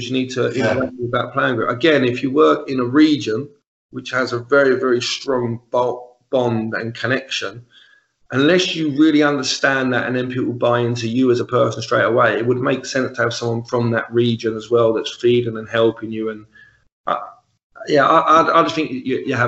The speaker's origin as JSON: {"language": "English", "region": "London", "country": "United Kingdom", "accent": "Cockney", "moved": "as an adult", "lives_now": "Glasgow, United Kingdom", "said": "I'm the Cockney, I'm the resident Cockney from the other end of the country"}